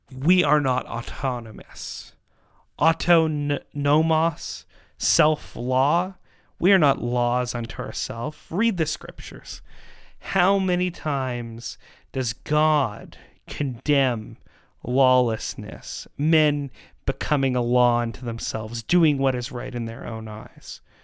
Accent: Canada; in our country

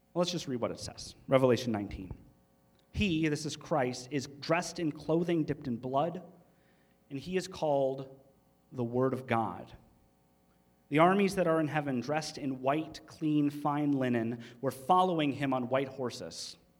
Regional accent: Michigan, United States; They don't they don't talk like we do in Michigan. They think we have an accent

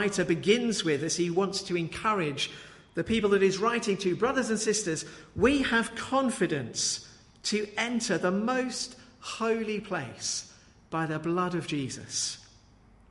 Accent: Brighton, South East England, United Kingdom; When I was a child, I grew up just outside Brighton in Wooding Dean

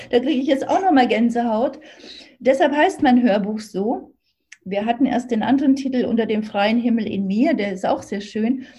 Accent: Thuringia, Germany; also born or lived in Sicily; now in Berlin, Germany; ich bin ja in Thüringen aufgewachsen, komme ja aus der D D R.

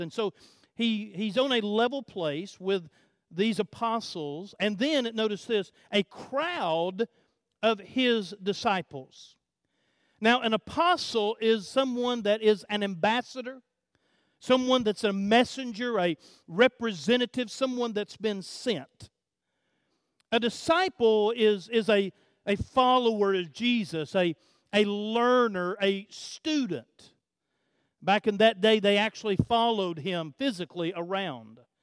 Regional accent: United States; being an American

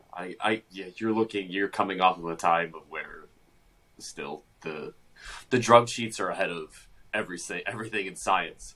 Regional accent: Brown Deer, Wisconsin, United States; born or raised there

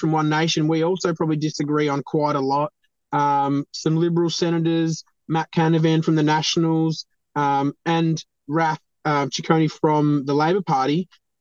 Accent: East Gippsland, Victoria, Australia; I love East Gippsland. I've grown up here. I've been here since I was, you know, born.

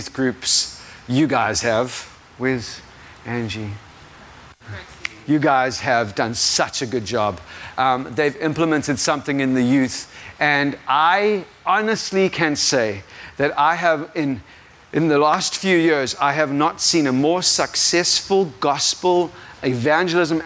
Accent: South Africa; If you didn't realize, I am not from America. I am 100% South African.

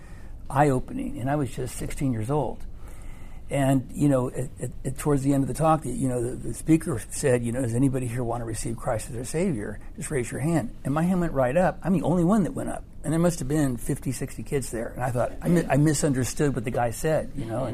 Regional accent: California, United States; I'm from California

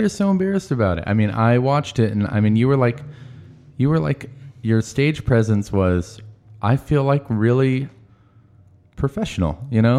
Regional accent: Marysville, Washington, United States; I was from Marysville

